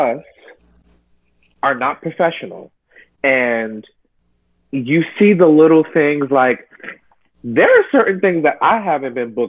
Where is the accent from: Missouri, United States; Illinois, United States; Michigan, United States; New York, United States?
New York, United States; New York City; You know, I grew up in New York, a melting pot.